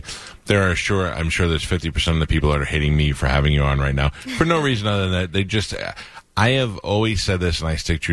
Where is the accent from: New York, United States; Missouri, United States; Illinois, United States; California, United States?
New York, United States; moved away; I grew up in New York